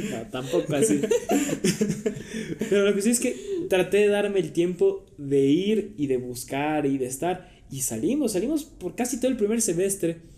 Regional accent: Quito, Pichincha, Ecuador; also born or lived in Santo Domingo / Manta; nací aquí en Quito, me fui a los 8 años a Santo Domingo, estuve ahí 5 años, de ahí por el trabajo igual de mi papá fuimos a, a Manta, estuvimos tres años

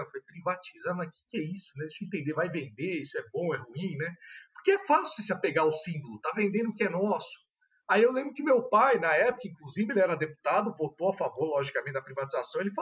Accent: São Paulo, Brazil; Eu sou de São Paulo, capital mesmo, né? Tenho 35 anos. Como você mencionou, sou formado em direito pelo Mackenzie. Uh, estudei a vida inteira em São Paulo também.

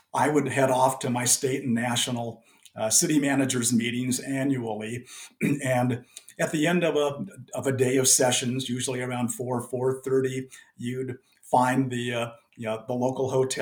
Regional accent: Los Angeles County, California, United States; I grew up in Los Angeles County in a city that actually had the council manager form of government

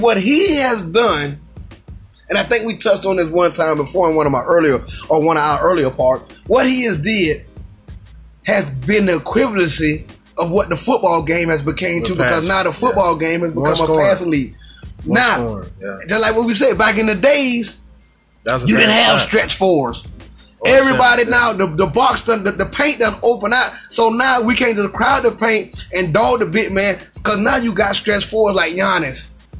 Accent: East Coast, United States; I'd rather go for Boston than I go for Golden State, cause I'm from the East.

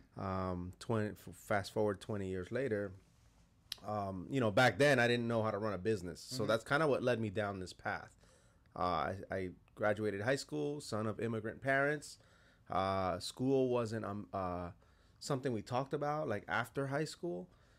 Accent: West New York, New Jersey, United States; In North Jersey, in West New York, New Jersey. West New York, New Jersey, which is, I know it throws people off, but it's literally on the other side of the Lincoln Tunnel there

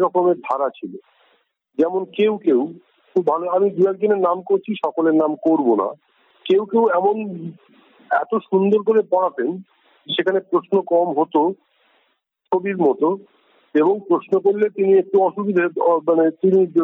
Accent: West Bengal, India; পশ্চিমবঙ্গের রাজনীতি অন্যরকম ছিল আমরা তার মধ্যে দিয়ে বড় হয়েছি

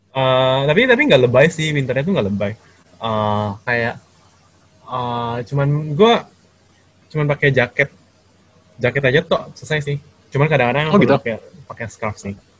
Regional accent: Jakarta, Indonesia; moved away as an adult; also born or lived in Bandung; now in Taiwan; asli dari Jakarta

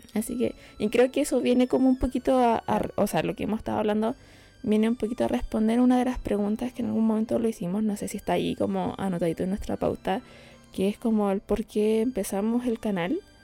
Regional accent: Chile; nosotros como chilenos

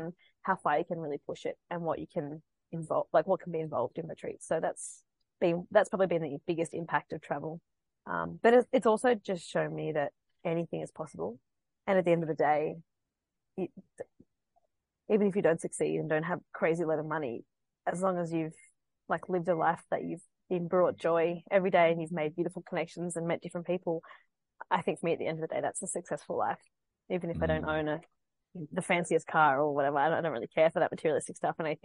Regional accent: Sydney, New South Wales, Australia; moved away as an adult; also born or lived in Thailand / Canada; I was born in Sydney. I grew up there until I was, I think, 25.

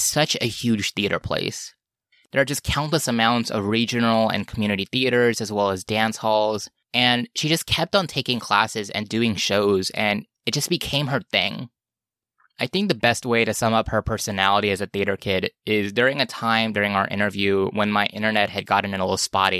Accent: Los Angeles, California, United States; I'm from Los Angeles

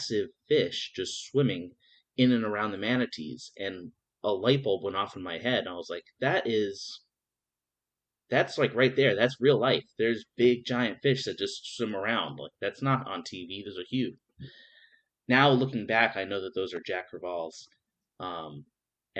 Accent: New York, United States; moved away as an adult; now in Fort Lauderdale, United States; I come from New York originally.

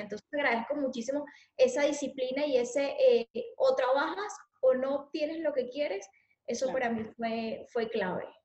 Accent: Valencia, Carabobo, Venezuela; accent: Venezuelan; moved away as an adult; also born or lived in San Felipe, Yaracuy, Venezuela; now in Spain; yo nací en Valencia y ahí estuve hasta los 9, 10 años

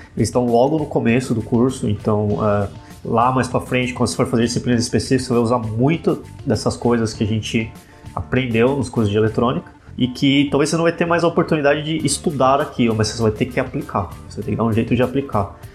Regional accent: Ribeirão Pires, São Paulo, Brazil; Sou de Ribeirão Pires, moro aqui pertinho

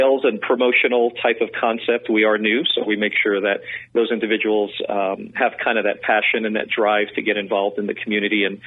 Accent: New York City, New York, United States; I'm a New Yorker. I grew up in New York City

